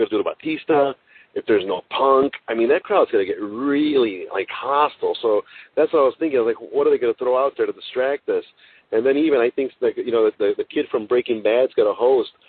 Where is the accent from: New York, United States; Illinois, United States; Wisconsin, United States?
Illinois, United States; Chicago; I'm from Chicago